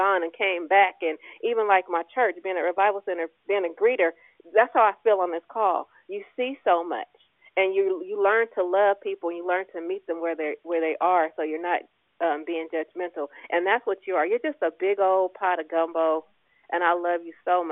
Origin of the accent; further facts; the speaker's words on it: Richmond, California, United States; growing up in Richmond